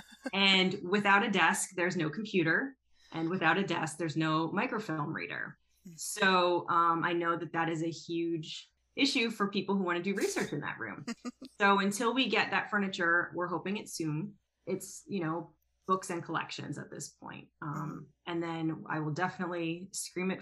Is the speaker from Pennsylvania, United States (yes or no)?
yes; Philadelphia, Pennsylvania, United States; moved away; I'm actually not from the area. I'm from Philadelphia.